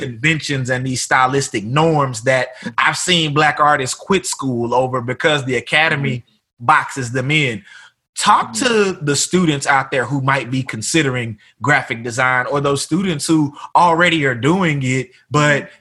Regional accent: Tyler, Texas, United States; moved away; back home in mm-hmm. my hometown

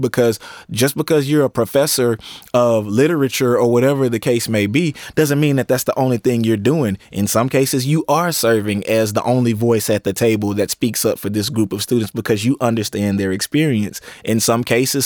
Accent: East Texas, United States; growing up in East Texas

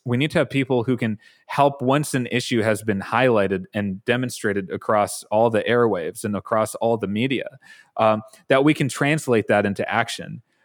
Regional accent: Brookfield, Wisconsin, United States; growing up in Brookfield, it gave me a sensitivity, uh, Brookfield is in suburban Milwaukee

